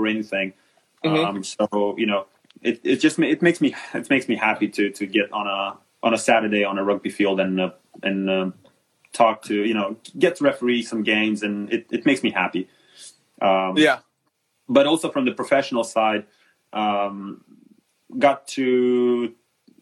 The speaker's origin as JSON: {"language": "English", "country": "Moldova", "said": "I came back to Moldova, where I'm originally from"}